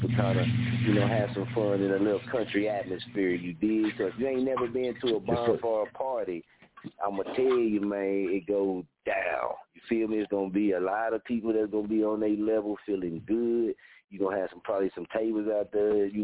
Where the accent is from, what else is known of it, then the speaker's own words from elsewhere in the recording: Oklahoma, United States; also born or lived in Wichita, Kansas; This is my hometown